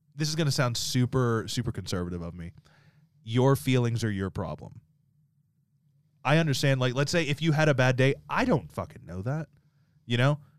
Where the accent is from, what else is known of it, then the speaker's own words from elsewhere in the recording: the South, United States; growing up in the South